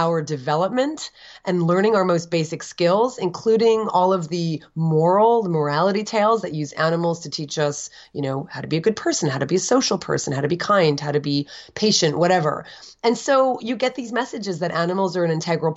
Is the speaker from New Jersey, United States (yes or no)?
yes; Edison, New Jersey, United States; also born or lived in Summit, New Jersey / Livingston, New Jersey; I was raised in Edison in the first 10 years of my life.